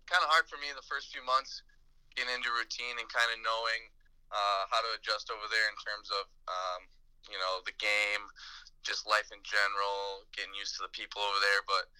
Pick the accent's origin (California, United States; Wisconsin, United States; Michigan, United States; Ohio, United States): Wisconsin, United States; New Berlin; Yeah, definitely. My town is actually, I'm from New Berlin, so it's kind of funny